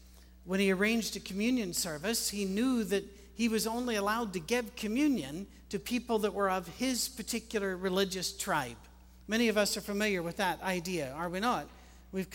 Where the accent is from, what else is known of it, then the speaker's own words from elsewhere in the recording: Scotland, United Kingdom; I'm Scottish with an Irish mother